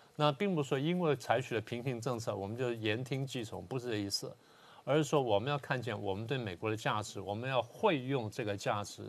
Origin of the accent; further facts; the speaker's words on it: Taiwan; 作为台湾人